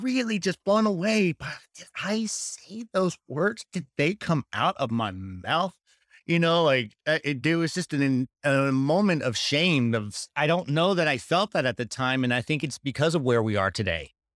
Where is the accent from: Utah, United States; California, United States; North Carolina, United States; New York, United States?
North Carolina, United States; Charlotte; moved away; Charlotte, which is where I was born and raised, just north of Charlotte